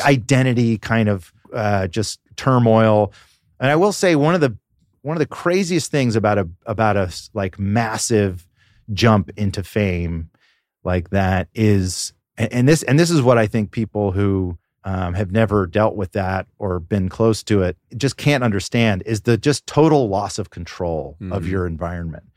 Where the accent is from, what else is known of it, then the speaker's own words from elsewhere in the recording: Atlanta, Georgia, United States; I grew up in Atlanta